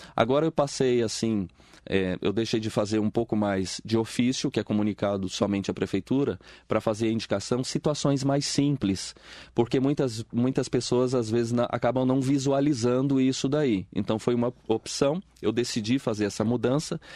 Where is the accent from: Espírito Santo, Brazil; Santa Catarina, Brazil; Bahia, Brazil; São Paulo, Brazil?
Espírito Santo, Brazil; now in Mogi das Cruzes, Brazil; eu venho lá do Espírito Santo, nasci lá, né? Vim para Mogi das Cruzes, estou aqui há quase 25 anos